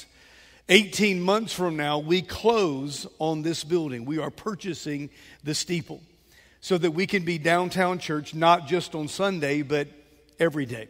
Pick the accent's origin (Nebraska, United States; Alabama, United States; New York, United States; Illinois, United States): Alabama, United States; Mobile; I grew up in West Mobile off Moffett Road, and I remember as a boy, there was a Gulf station there